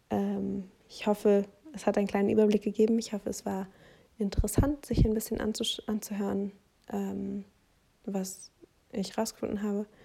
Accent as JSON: {"language": "German", "country": "Germany", "said": "wenn ich als halt Deutsche teile"}